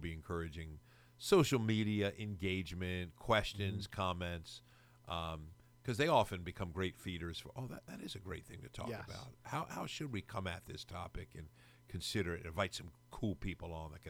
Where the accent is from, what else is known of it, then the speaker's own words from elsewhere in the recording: United States; We wouldn't learn his because, you know, we're American.